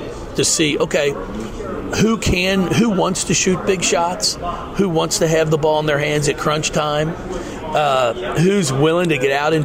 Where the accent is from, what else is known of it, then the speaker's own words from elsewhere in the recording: Northern Kentucky, United States; I grew up in Northern Kentucky